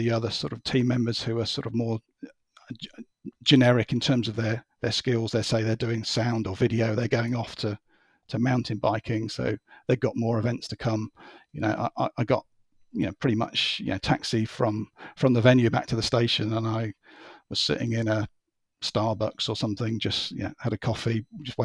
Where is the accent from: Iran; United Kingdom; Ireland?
United Kingdom; as a Brit